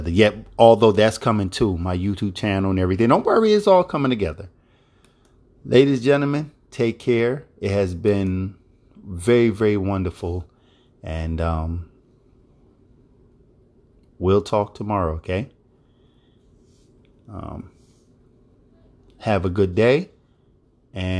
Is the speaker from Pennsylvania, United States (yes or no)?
yes; Philadelphia, Pennsylvania, United States; Philadelphia, my hometown where I was born and raised